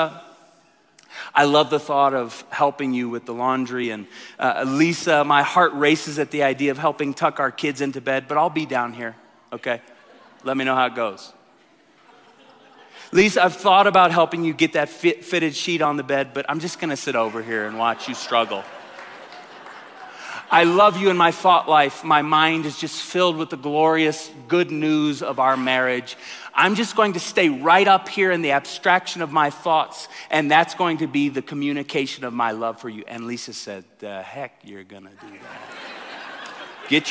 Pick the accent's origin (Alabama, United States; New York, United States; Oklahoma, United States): Oklahoma, United States; Tulsa; moved away; I come from Tulsa